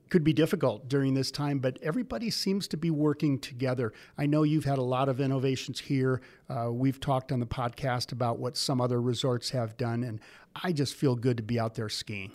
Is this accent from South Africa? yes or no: no; Midwest, United States; I grew up in the Midwest